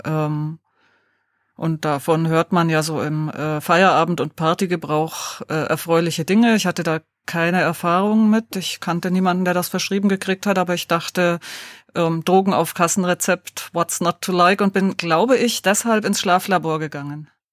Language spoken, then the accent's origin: German; Deggendorf, Bavaria, Germany; in Niederbayern, in Deggendorf